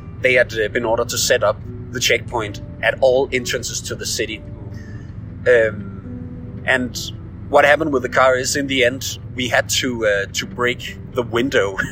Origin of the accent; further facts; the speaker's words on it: Denmark; now in Beijing, China; I'm from Denmark